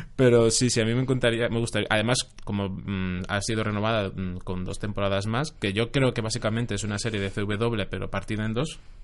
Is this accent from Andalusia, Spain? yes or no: yes; Jaén, Andalusia, Spain; yo soy de Jaén